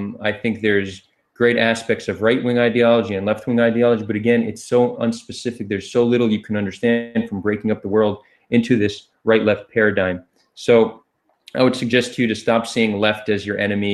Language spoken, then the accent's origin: English; New Jersey, United States; moved away as an adult; also born or lived in New York, United States; now in Tel Aviv, Israel; I was born in New York and grew up in New Jersey.